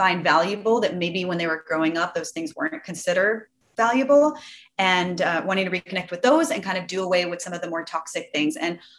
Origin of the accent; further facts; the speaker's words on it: Los Angeles, California, United States; Oh, LA.